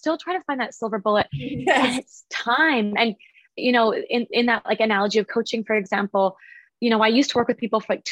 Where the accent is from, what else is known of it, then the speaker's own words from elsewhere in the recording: Vancouver, British Columbia, Canada; I'm from Vancouver. I'm from Canada.